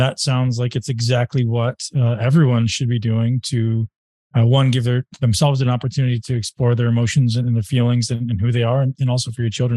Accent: Canada; I'm from Canada

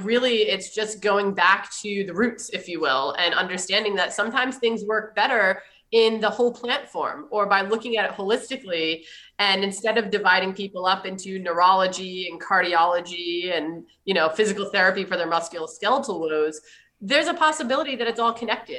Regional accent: East Coast, United States; moved away; also born or lived in Maine; I'm from the East Coast originally

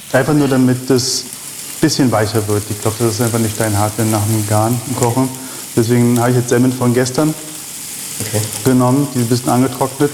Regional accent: Berlin, Germany; moved away as an adult; also born or lived in Israel / Paris, France / Switzerland; now in Vienna, Austria; Das kam aus dem Kindergarten, wo ich aufgewachsen bin in Berlin, Reinickendorf.

